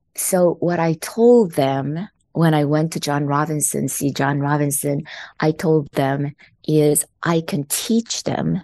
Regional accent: South Korea; born or raised there; English is a second language; moved away as an adult; also born or lived in Los Angeles, United States; now in United States

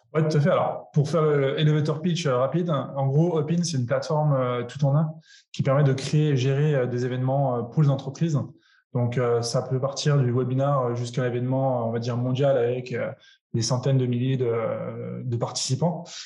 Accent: France; je suis français

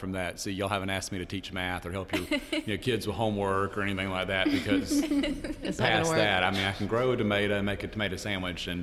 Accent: Perry, Georgia, United States; I'm from Perry. That's Georgia, not Paris

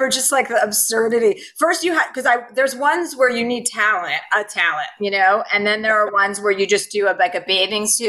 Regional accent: Livingston, New Jersey, United States; moved away; I'm from New Jersey. I'm from New Jersey where the pageant game is strong

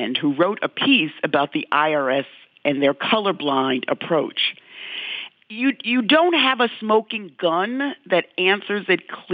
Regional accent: New York City, New York, United States; growing up in the South Bronx and dealing with racism every day

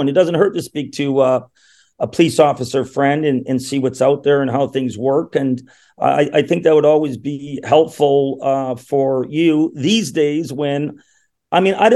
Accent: Thunder Bay, Ontario, Canada; now in Toronto, Canada; I'm actually from Thunder Bay, Ontario, the Great White North

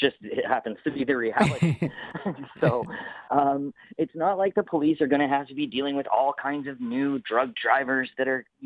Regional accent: Canada; we're pretty close to being American. So as go the Americans, likely so go the Canadians

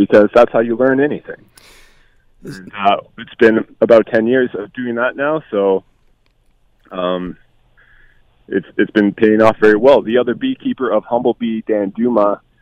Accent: Hamilton, Ontario, Canada; growing up in Hamilton, it's been great

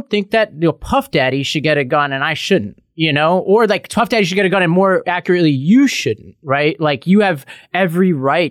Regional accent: New York, United States; as a New Yorker, you know, I live in a very dense area

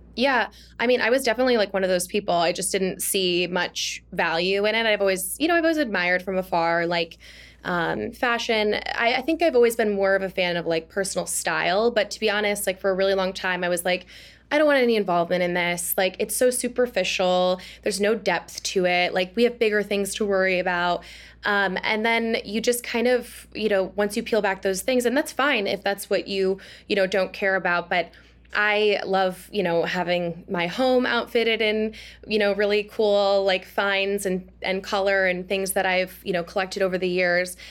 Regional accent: Oshkosh, Wisconsin, United States; now in Washington, D.C., United States; I'm from Oshkosh, Wisconsin

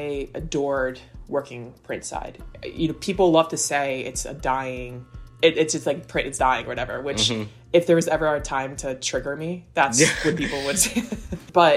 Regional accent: Southern Connecticut, United States; moved away as an adult; now in Staten Island, United States; I'm from Southern Connecticut. And I came over to Staten Island for college.

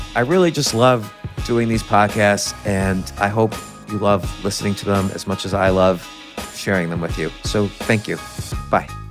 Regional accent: United States; also born or lived in New York City, New York; I grew up 30 minutes away from New York City in a suburb

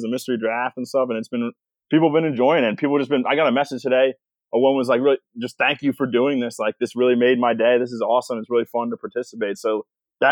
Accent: Rosemont, Pennsylvania, United States; also born or lived in Newtown Square, Pennsylvania; I am from the Philadelphia area. I grew up in like Rosemont and then moved to Newtown Square.

